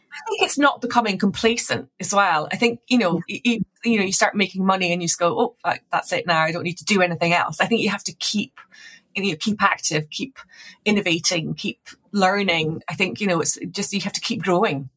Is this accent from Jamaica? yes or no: no; Scotland, United Kingdom; moved away; also born or lived in Edinburgh; I'm Scottish originally